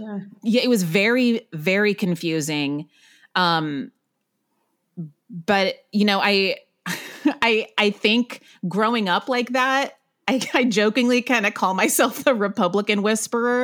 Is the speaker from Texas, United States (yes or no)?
yes; Waco, Texas, United States; moved away as an adult; also born or lived in Northern California; now in New York City, United States; I grew up in Waco, Texas, but originally from Northern California.